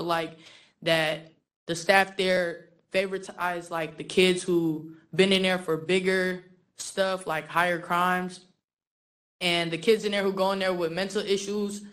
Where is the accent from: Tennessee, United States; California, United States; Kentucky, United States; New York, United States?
California, United States; San Francisco; also born or lived in Philippines; I grew up in the Tenderloin District, but I was originally born and raised in the Philippines. I came around 8, ended up in the Tenderloin District